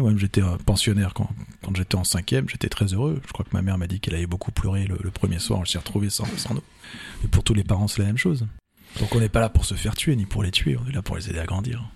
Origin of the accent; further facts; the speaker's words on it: Vendôme, Centre-Val de Loire, France; moved away as an adult; also born or lived in Paris / Blois / Touraine; je suis né à Paris comme, comme beaucoup, mais je n'y ai pas vécu au-delà de la période de, de, mes études. Mes parents se sont installés à Vendôme. J'étais au collège, non, j'étais pensionnaire à Blois. J'étais au lycée à Vendôme